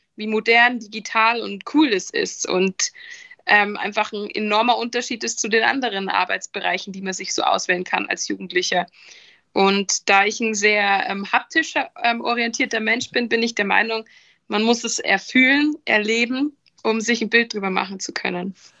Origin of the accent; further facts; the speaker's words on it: Rosenheim, Bavaria, Germany; weil ich aus ähm, Südbayern komme, also südlich von München. Deswegen startete da auch die Reise genauer in Rosenheim, meinem Geburtsort, meiner Geburtsstadt